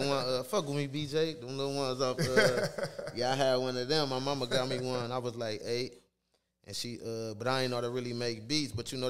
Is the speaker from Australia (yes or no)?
no; Toledo, Ohio, United States; I grew up on Marbury Street. It was on the north side.